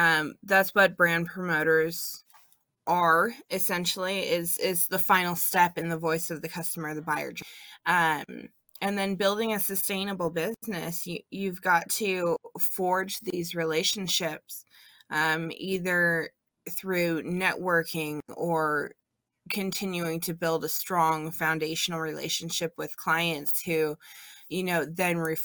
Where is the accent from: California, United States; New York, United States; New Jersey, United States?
California, United States; moved away as an adult; now in Washington, United States; I was born and raised in California